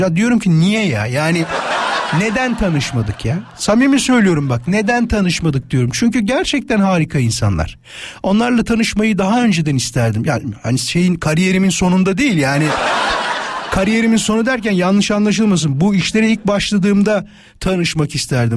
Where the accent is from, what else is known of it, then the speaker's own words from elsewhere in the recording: İzmit, Kocaeli, Turkey; moved away; memleketim İzmit'e